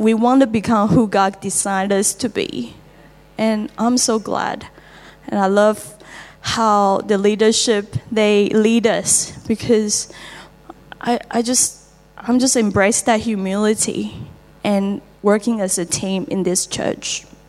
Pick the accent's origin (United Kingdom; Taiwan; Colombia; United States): Taiwan; English is a second language; moved away as an adult; now in Australia; I'm from Taiwan, and uh, I'm 36.